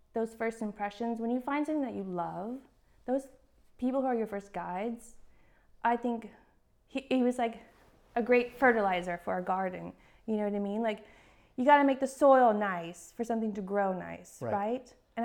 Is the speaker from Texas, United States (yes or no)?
yes; Texas, United States; moved away; I'm from Texas